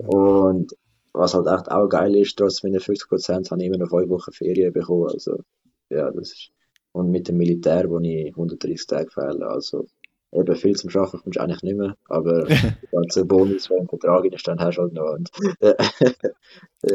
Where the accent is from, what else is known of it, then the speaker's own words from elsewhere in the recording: Adliswil, Zurich, Switzerland; das ist eigentlich auch ein bisschen meine Heimat, einfach Arlis, weil ich wohne da, seit ich geboren bin